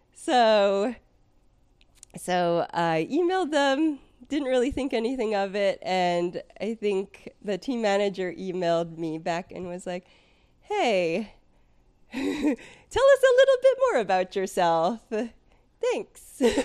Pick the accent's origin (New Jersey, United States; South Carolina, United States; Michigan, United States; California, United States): California, United States; San Francisco Bay Area; moved away as an adult; now in Delaware, United States; I grew up in the San Francisco Bay Area